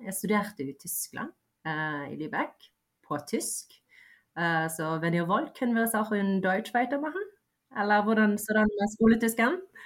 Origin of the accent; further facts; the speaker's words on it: Bergen, Vestland, Norway; also born or lived in Bosnia / Voss / Askøy / Fjell; Det er jo der jeg har bodd uh, si mesteparten av livet.